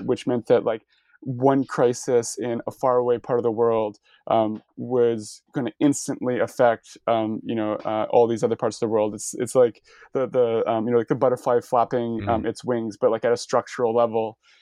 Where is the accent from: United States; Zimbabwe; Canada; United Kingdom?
Canada; as a Canadian who studies U.S. history